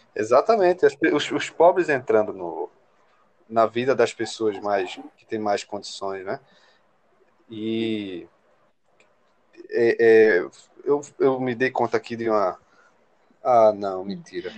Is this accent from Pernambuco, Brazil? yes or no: yes; interior of Pernambuco, Brazil; moved away as an adult; now in Recife, Brazil; sou do interior de Pernambuco, uma cidade de 20 mil habitantes, que eu estou justamente aqui hoje